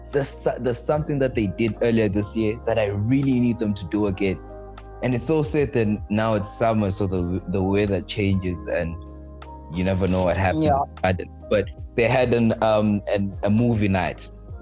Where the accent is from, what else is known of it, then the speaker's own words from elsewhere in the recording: Manzini, Eswatini; I am from Manzini